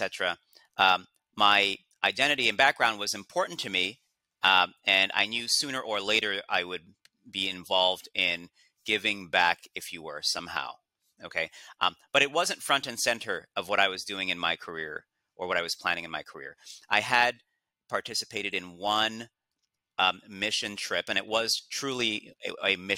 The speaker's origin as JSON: {"language": "English", "country": "United States", "tie": "born or raised there", "said": "being born and raised in the United States"}